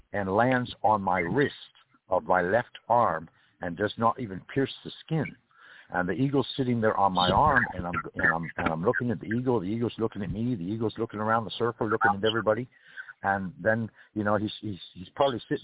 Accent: California, United States; now in Valdosta, United States; I'm from California

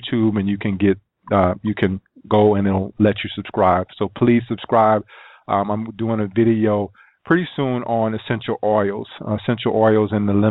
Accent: South Carolina, United States; growing up in South Carolina

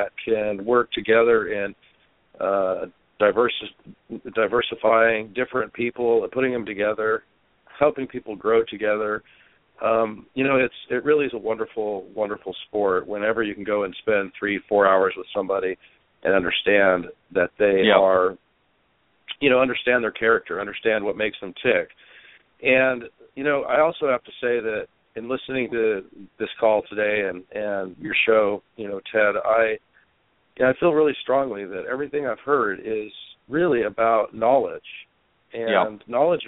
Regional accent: United States; also born or lived in Scotland; living in Europe as an American

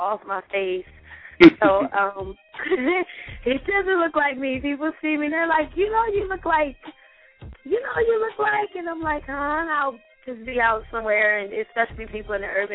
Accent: Chester, Pennsylvania, United States; I actually grew up in Chester, Pennsylvania

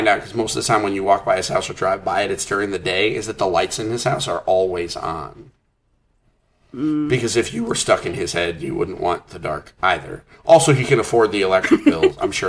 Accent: Bangor, Maine, United States; I was born in Bangor, Maine.

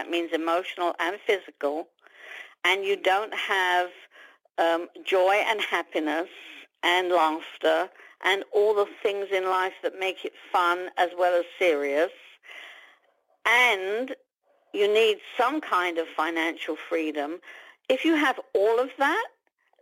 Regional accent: London, United Kingdom; born or raised there; moved away as an adult; now in United States

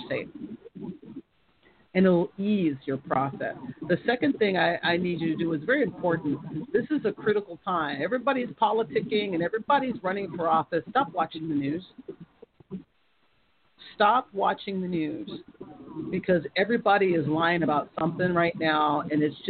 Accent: United States; I'm American

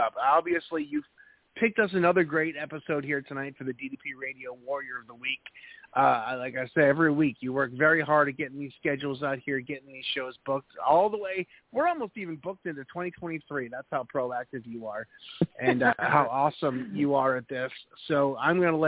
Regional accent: New England, United States; moved away as an adult; now in North Carolina, United States; I'm originally from New England, right over the border

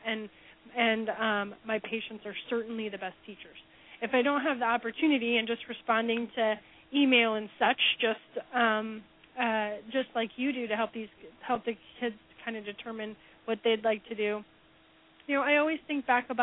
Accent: Omaha, Nebraska, United States; moved away as an adult; also born or lived in Cincinnati, Ohio; now in Kansas City, United States; I'm currently in Kansas City, where I now call home, but I'm originally from Omaha, Nebraska

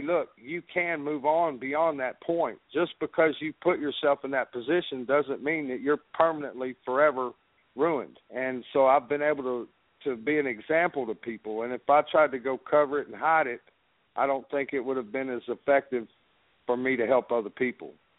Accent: Dallas, Texas, United States; I grew up in Dallas, uh, which was uh, Dallas, Texas, and the part of Dallas that I grew up in was called Grove

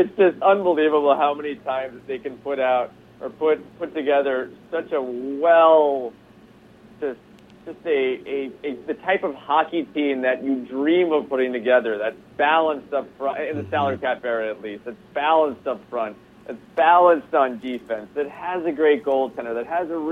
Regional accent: New York City, New York, United States; now in Southern California, United States; I'm from New York City

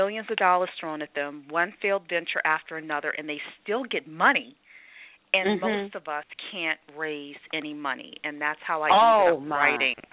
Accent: New Orleans, Louisiana, United States; moved away as an adult; now in Northern Virginia, United States; I grew up in New Orleans through high school

